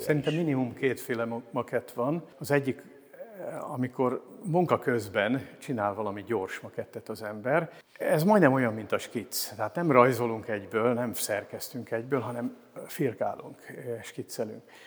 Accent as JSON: {"language": "Hungarian", "town": "Pécs", "region": "Baranya", "country": "Hungary", "tie": "born or raised there", "also_born_or_lived": "Szekszárd / Komló", "moved": "as an adult", "lives_now": "Miskolc, Hungary", "said": "68 éve születtem Szexárdon, és Pécset voltam gimnazista."}